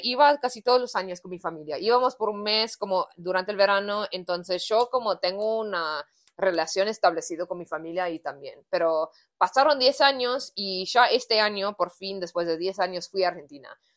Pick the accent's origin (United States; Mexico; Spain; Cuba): United States; Spanish is a second language; yo soy de Estados Unidos